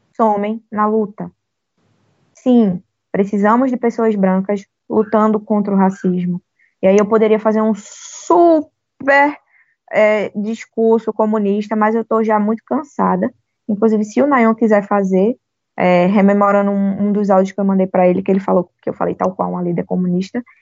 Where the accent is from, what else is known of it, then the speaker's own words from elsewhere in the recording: Northeast Region, Brazil; além de negra, além de pobre, eu ainda por cima sou nordestina.